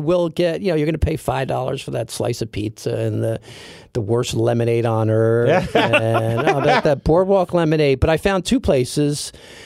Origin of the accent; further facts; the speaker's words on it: Trenton, New Jersey, United States; I was born in Trenton. You know, I've lived all over the state